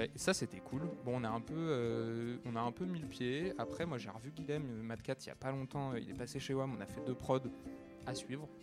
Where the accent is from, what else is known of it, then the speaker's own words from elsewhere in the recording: Paris, Île-de-France, France; Je suis né à Paris, moi. J'ai tout le temps vécu à Paris